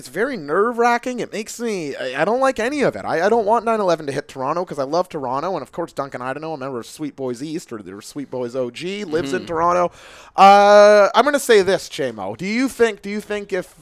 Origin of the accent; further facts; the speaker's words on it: Portugal; moved away; I'm picking Portugal because it's my home country